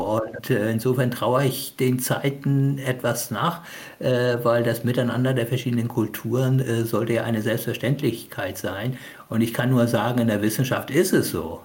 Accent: Hamburg, Germany; now in Kiel, Germany; Ich bin zwar in Hamburg äh, geboren, aber ich habe natürlich eine Beziehung zu Pakistan

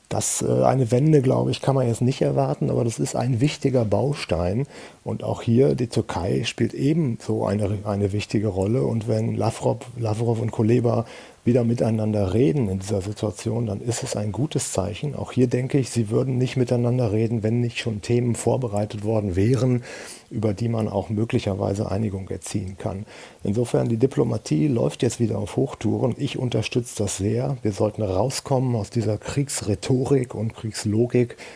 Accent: Germany; wir als Deutsche

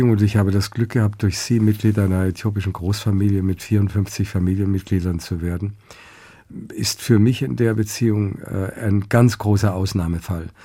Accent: Austria; von der Gesellschaft in Österreich, und wir sind ja Österreicher

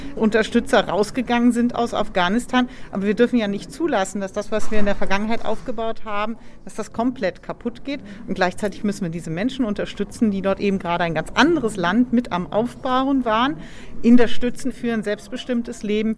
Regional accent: Germany; wir als Deutsche

